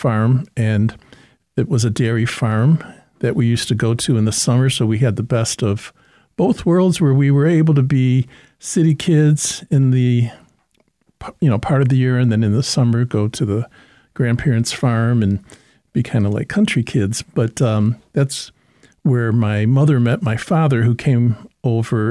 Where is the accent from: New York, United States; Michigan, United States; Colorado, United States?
Michigan, United States; Detroit; it was really wonderful growing up in Detroit.